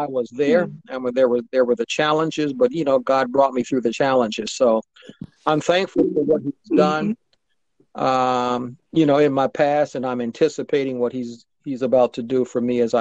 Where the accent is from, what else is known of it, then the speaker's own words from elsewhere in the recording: Akron, Ohio, United States; moved away; my hometown of Akron, Ohio